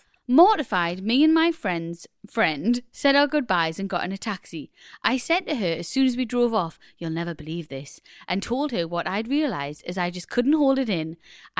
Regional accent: Newcastle, North East England, United Kingdom; I'm originally from Newcastle, but the better side of the river.

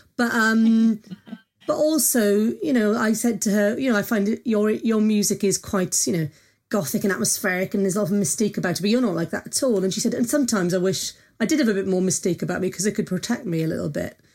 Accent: Wales, United Kingdom; I'm Welsh

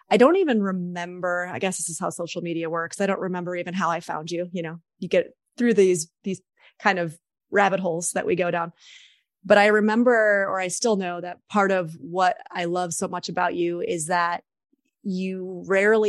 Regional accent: New York, United States; I'm also a New Yorker

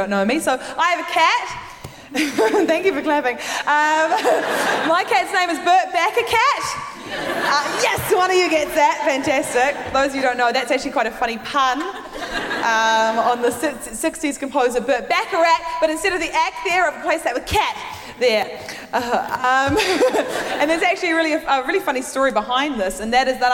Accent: New Zealand; moved away as an adult; now in London, United Kingdom; I'm originally from New Zealand. I moved to London a few years ago

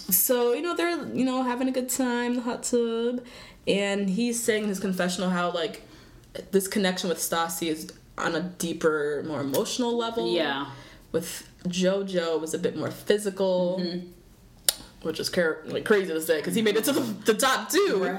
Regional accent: Zambia; I'm from Zambia.

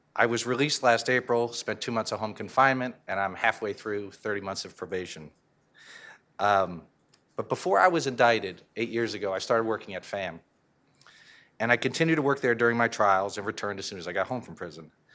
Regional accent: Connecticut, United States; I'm from Connecticut

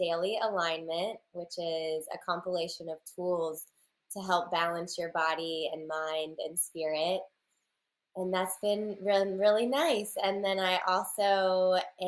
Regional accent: Raleigh, North Carolina, United States; I'm from Raleigh, North Carolina in the United States

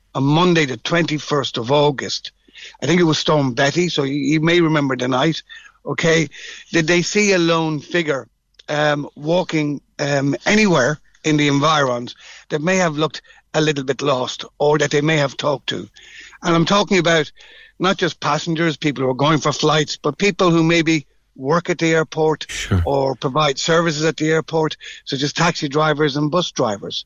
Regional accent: Dublin, Leinster, Ireland; I'm from Dublin

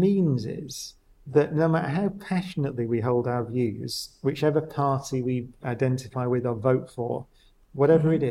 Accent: Oldham, North West England, United Kingdom; I grew up, as we said, I grew up in Oldham

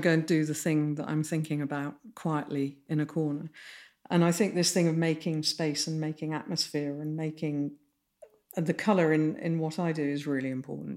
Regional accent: Midlands, United Kingdom; grew up in the Midlands and, and in a s, lovely Georgian town.

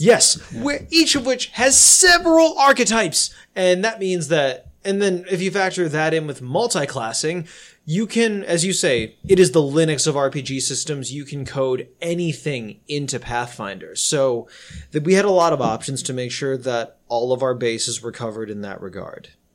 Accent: United States; I am Asian American

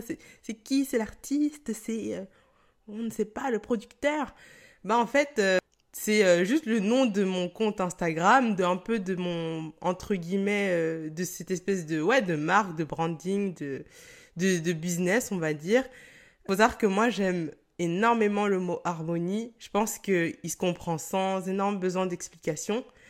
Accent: Cameroon; je suis camerounaise

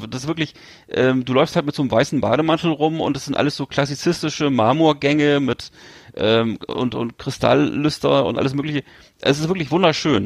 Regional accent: Northern Germany, Germany; accent: northern German; mit meinem norddeutschen Akzent

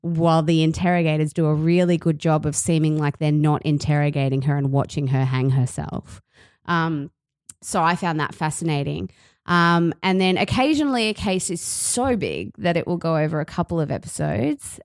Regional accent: Australia; accent: Aussie; the Aussie accent grated on me because it's my accent.

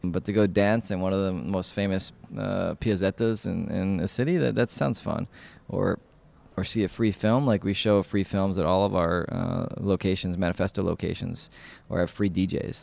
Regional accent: New York City, New York, United States; moved away as an adult; now in Prague, Czech Republic; I'm from New York City

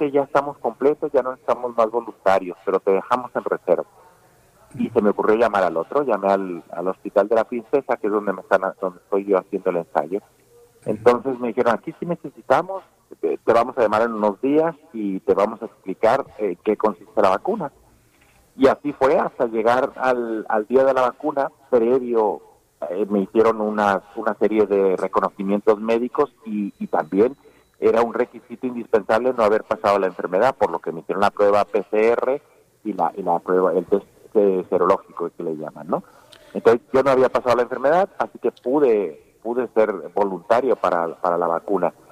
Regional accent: Mexico; also born or lived in Spain; A ver, yo me siento muy mexicano, sí, definitivamente, pero también me siento muy español.

